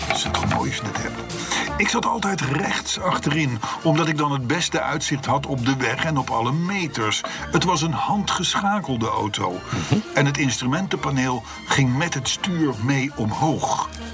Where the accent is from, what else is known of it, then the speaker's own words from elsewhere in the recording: Voorschoten, South Holland, Netherlands; ik ben geboren en getogen in de Johan Willem Friesolaan te voorschoten op nummer 51